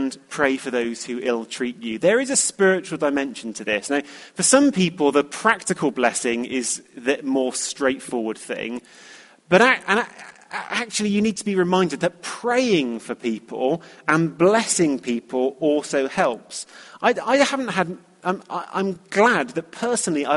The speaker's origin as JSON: {"language": "English", "country": "United Kingdom", "said": "being British"}